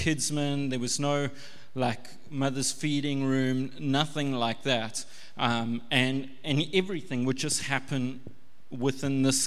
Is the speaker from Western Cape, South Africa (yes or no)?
no; Pinetown, KwaZulu-Natal, South Africa; I'm from Pinetown in a white, Western kind of suburban church